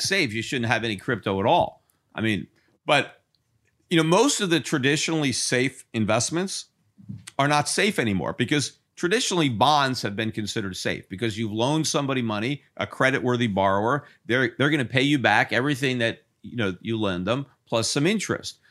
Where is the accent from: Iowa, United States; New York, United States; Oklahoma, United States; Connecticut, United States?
Connecticut, United States; I was born in Connecticut, and I lived in Connecticut, and I still have a house in Connecticut.